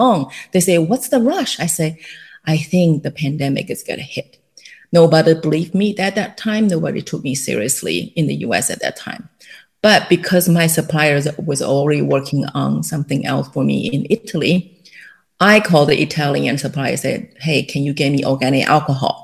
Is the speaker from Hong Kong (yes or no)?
no; Taiwan; English is a second language; moved away as an adult; also born or lived in Illinois, United States; now in California, United States; I was born and raised in Taiwan